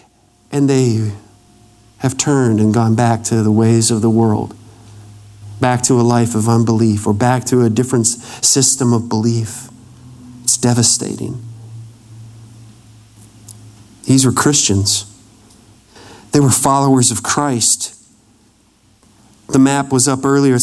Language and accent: English; Wisconsin, United States; I grew up in Wisconsin